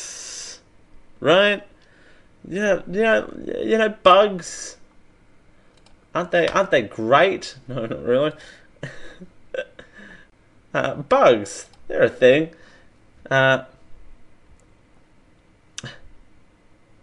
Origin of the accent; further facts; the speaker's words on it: Australia; I am Australian